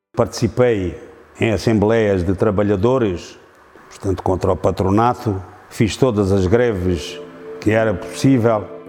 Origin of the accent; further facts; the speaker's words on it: Serpa, Alentejo, Portugal; Nasci em Serpa e aqui sempre tenho residido